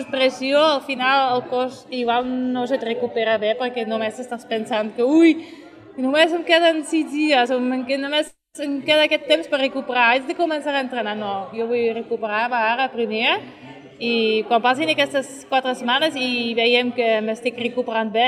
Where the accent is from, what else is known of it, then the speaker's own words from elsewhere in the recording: Catalonia, Spain; Jo soc catalana, em considero catalana